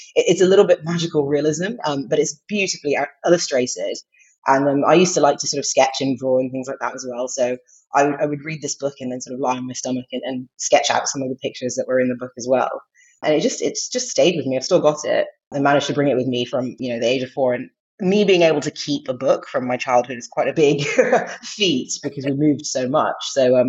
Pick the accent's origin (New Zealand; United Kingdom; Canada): United Kingdom; England; also born or lived in Saudi Arabia / United States; Yeah, so I was born in England, but when I was two, we moved to Saudi Arabia. I was there for a couple of years, came back to England, went to America, lived there for quite a few years, came back to England